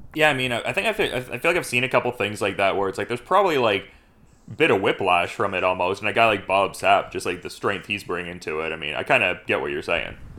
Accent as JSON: {"language": "English", "town": "Oshawa", "region": "Ontario", "country": "Canada", "said": "I'm from Oshawa, Ontario"}